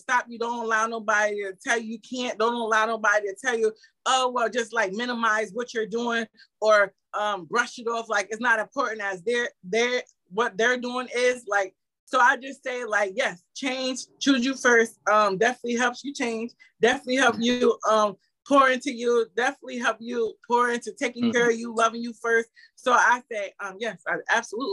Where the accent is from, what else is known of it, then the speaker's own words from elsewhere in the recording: Albany, New York, United States; my childhood history of growing up in the Capital District